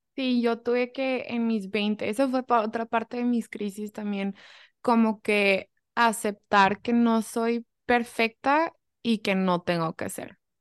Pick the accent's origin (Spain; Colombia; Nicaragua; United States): United States; moved away; also born or lived in Germany / Mexico (family heritage); soy mucho más gringa, o sea, 100% mucho más gringa